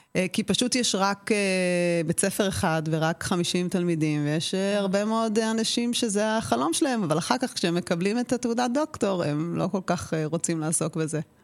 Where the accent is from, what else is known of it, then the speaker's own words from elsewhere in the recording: Israel; אני גדלתי במושב ובקיבוץ